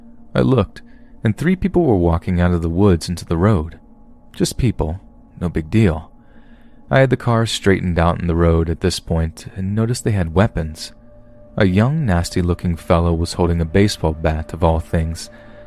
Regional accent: Kentucky, United States; I lived in Kentucky, my home state, at the time

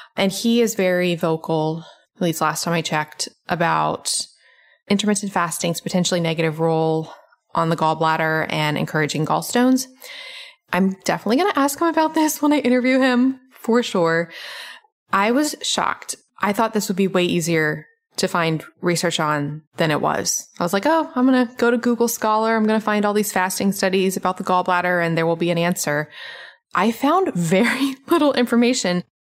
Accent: Memphis, Tennessee, United States; now in Atlanta, United States; I grew up in Memphis

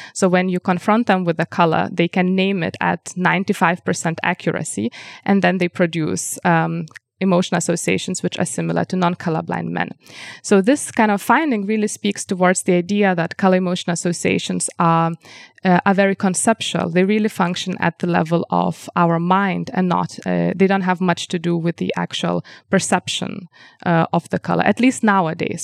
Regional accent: Lithuania; first language Lithuanian; English is a second language; now in Vienna, Austria; my native language, language, Lithuanian

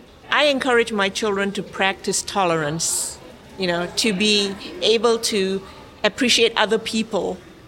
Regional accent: Florida, United States; I'm from Florida.

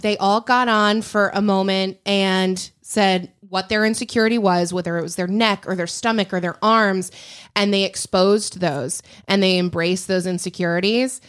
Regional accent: Lake Michigan, Midwest, United States; moved away; I grew up on Lake Michigan.

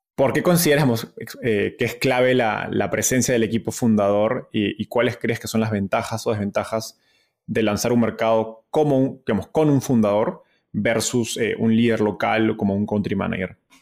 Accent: Peru; Perú, de donde soy

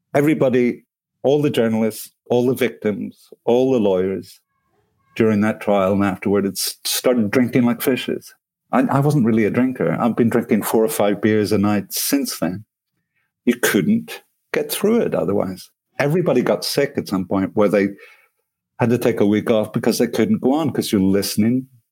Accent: Belfast, Northern Ireland, United Kingdom; now in France; I come from Belfast.

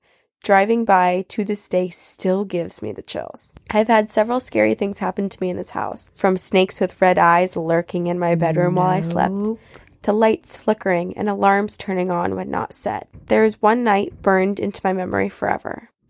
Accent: Washington, United States; growing up in Washington and finding creatures like Bigfoot so fascinating

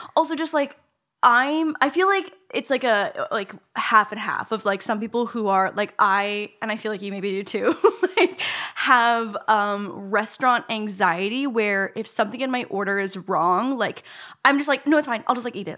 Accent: Canada; I'm Canadian

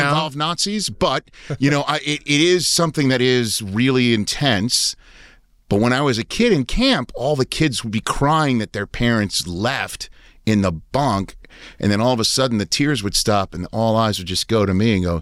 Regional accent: Maryland, United States; That's you that's know, what like, we did growing up in Maryland.

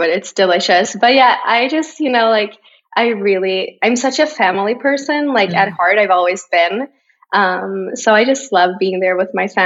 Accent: Borås, Västra Götaland, Sweden; English is a second language; now in Stockholm, Sweden; 4 hours away on the other side of Sweden is my hometown, Borås

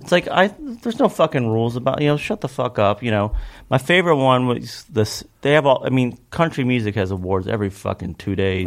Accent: Kentucky, United States; growing up in Kentucky was kind of all there is.

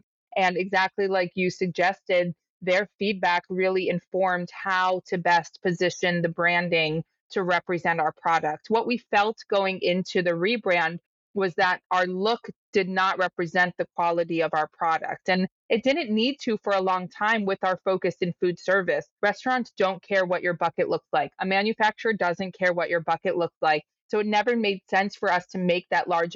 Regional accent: Rockville, Maryland, United States; I grew up in Rockville, Maryland

